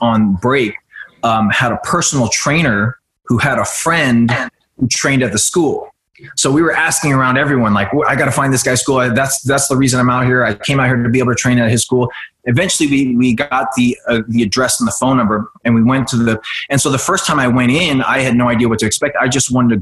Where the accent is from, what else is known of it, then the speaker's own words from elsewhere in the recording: Oklahoma, United States; moved away as an adult; also born or lived in Vietnam / East Coast / Los Angeles; I grew up on the East Coast for a few years, but I went through high school in Oklahoma